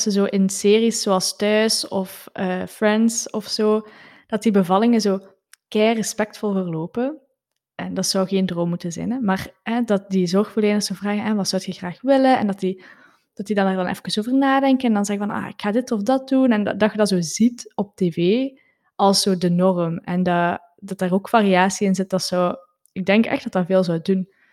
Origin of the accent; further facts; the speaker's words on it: Flanders, Belgium; zeker als Vlamingen